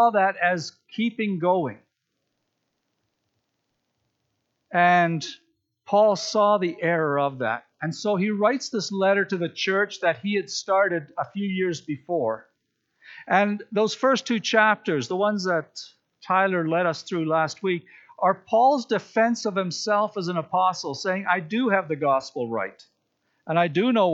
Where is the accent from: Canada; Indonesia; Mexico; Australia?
Canada; Regina, Saskatchewan; I grew up in Regina